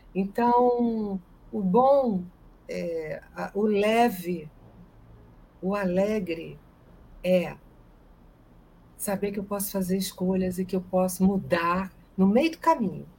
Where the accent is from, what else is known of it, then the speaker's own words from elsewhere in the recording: Brazil; o meu país, onde eu nasci, o país que eu amo